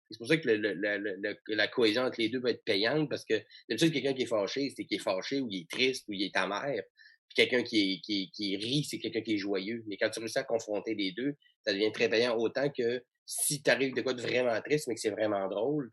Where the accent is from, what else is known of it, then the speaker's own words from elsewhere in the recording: Chicoutimi, Quebec, Canada; je viens de, de Chicoutimi, donc j'étais au cégep de Jonquière en théâtre